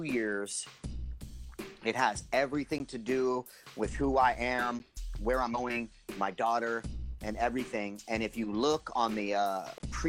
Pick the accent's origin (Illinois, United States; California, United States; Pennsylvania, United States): California, United States; San Jose; born or raised there